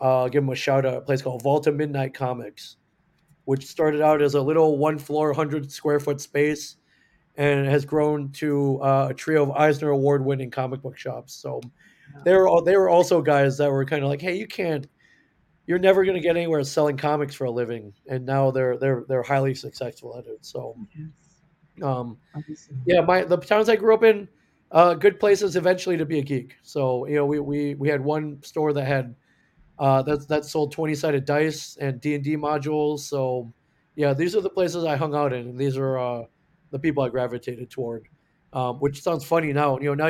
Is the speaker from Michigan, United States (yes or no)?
yes; Michigan, United States; also born or lived in Indiana; So, but I grew up mainly in the Midwest, Michigan, Indiana, and ended up going to school, University of Michigan in Ann Arbor.